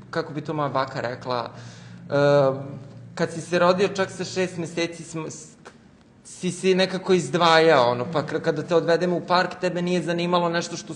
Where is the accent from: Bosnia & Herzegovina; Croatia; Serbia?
Serbia; Smederevo, Podunavlje District; now in Belgrade, Serbia; ja sam rođen u Smederevu, e, živim u Beogradu sada